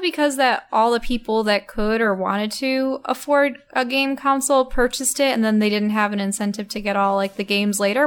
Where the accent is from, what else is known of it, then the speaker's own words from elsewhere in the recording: New York, United States; now in Kansas, United States; I'm from New York, and there's just endless forests there